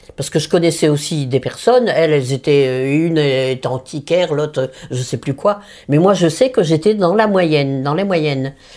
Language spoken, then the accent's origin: French; Nord, Hauts-de-France, France; moved away; also born or lived in Paris; je suis nordiste du Nord